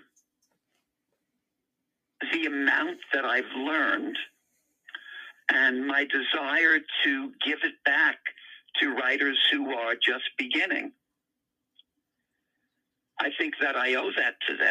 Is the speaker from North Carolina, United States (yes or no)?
no; New York City, New York, United States; the area in which I grew up in Queens, New York